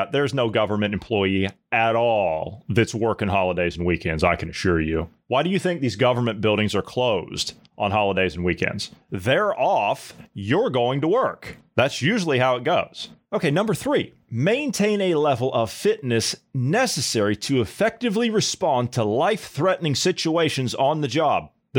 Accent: Ohio, United States; This is my home state of Ohio.

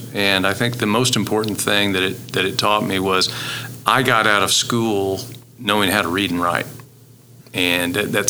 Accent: Stillwater, Oklahoma, United States; Stillwater was always home for me.

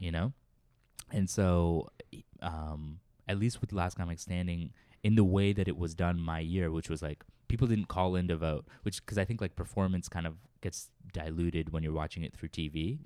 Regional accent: Worcester, Massachusetts, United States; moved away as an adult; now in New York, United States; I grew up in Central Mass, Worcester, Massachusetts

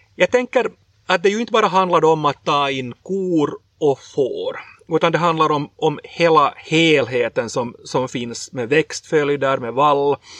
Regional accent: Sjundeå, Uusimaa, Finland; Jag är hemma från Shundo, som man brukar säga i Shunda

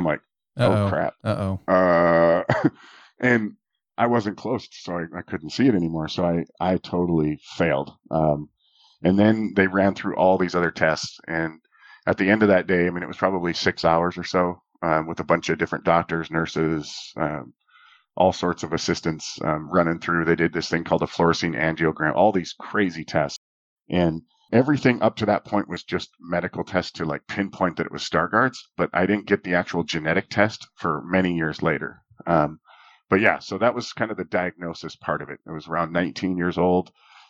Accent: Minot, North Dakota, United States; I grew up in Minot, North Dakota

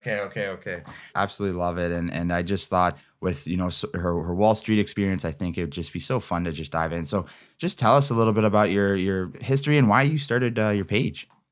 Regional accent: Ontario, Canada; I'm from Ontario

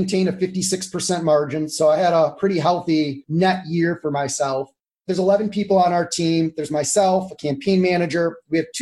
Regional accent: Cleveland, Ohio, United States; also born or lived in San Diego / Washington, D.C.; now in Jackson Township, United States; I grew up in Cleveland, but I left when I was 17

